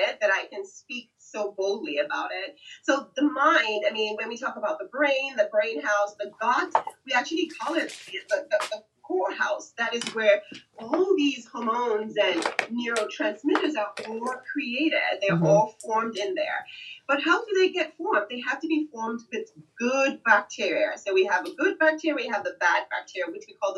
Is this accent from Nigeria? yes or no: yes; Nigeria; moved away; I'm originally from Nigeria